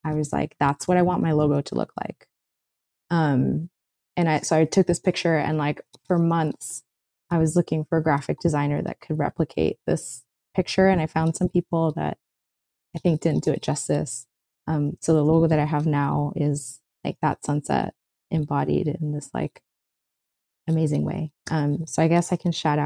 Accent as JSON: {"language": "English", "town": "Miami Beach", "region": "Florida", "country": "United States", "tie": "born or raised there", "said": "I grew up in Miami Beach"}